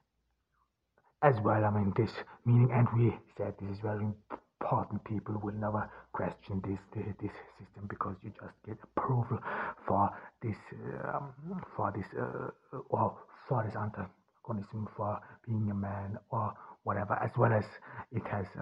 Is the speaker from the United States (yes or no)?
no; Ordu, Turkey; here in Turkey on this cloudy July day in Ordu in my hometown